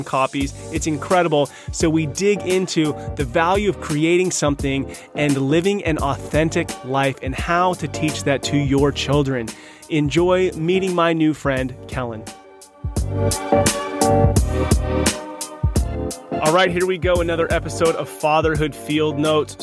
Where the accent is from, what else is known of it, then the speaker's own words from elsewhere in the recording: California, United States; we're from California